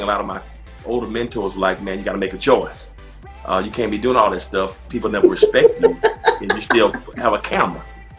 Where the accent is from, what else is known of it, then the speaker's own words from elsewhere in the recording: Macon, Georgia, United States; moved away as an adult; now in Atlanta, United States; born and raised in Macon, Georgia